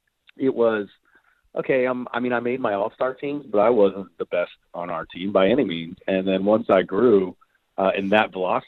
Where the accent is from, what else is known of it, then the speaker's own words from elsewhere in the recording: South Florida, United States; I grew up in South Florida in a little beachy town